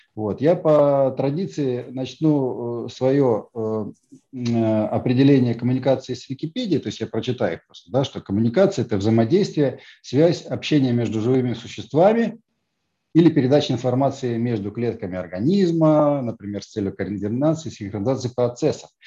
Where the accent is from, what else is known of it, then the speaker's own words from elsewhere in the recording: Tallinn, Harju County, Estonia; я из Эстонии, я из Сталина